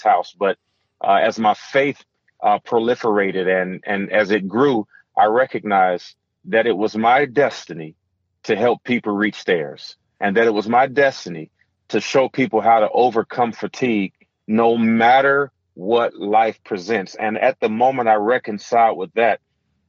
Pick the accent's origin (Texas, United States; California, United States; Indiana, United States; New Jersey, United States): Indiana, United States; Gary; growing up in Gary, Indiana, where we heard gunshots at night